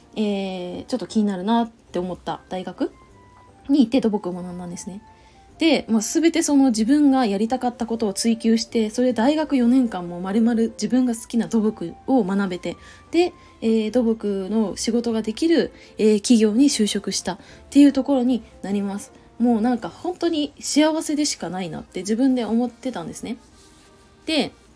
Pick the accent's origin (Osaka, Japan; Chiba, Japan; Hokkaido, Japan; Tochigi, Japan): Chiba, Japan; moved away; 千葉帰ろうと思うんだよね